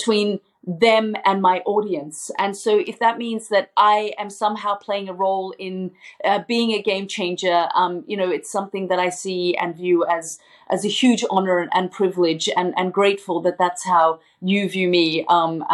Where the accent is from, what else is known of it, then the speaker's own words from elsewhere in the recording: Australia; moved away as an adult; I'm still Australian and I still travel on my Australian passport. I still very much describe myself as an Australian journalist